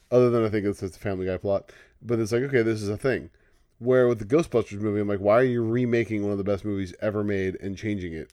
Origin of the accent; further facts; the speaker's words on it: California, United States; We grew up saying that, like, you know, if California seceded